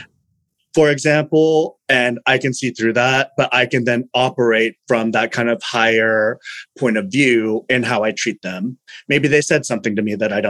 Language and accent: English; Fresno, California, United States; I am from Fresno